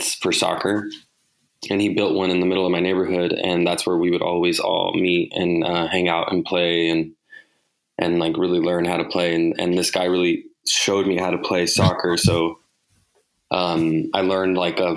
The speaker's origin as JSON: {"language": "English", "town": "Bakersfield", "region": "California", "country": "United States", "tie": "born or raised there", "also_born_or_lived": "Los Angeles", "said": "So I'm from California. I was born in Los Angeles. I grew up in Bakersfield, California."}